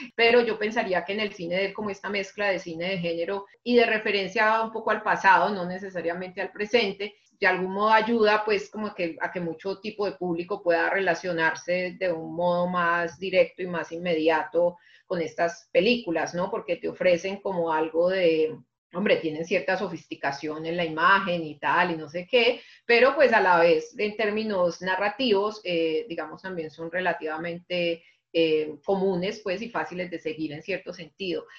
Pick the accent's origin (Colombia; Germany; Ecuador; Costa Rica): Colombia; como colombianos